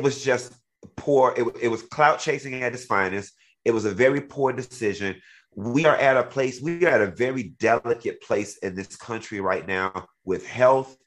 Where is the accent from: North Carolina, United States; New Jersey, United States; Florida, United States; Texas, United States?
Florida, United States; Miami; I'm from Miami